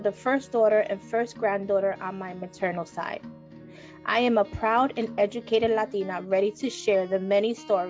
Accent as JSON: {"language": "English", "town": "New York City", "region": "New York", "country": "United States", "tie": "born or raised there", "said": "I'm a born and raised New Yorican from the Bronx"}